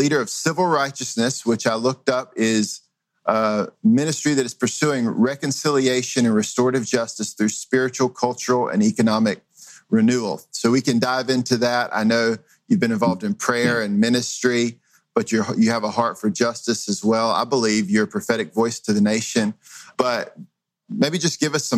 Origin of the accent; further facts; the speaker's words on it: Greenville, North Carolina, United States; I grew up in Greenville, North Carolina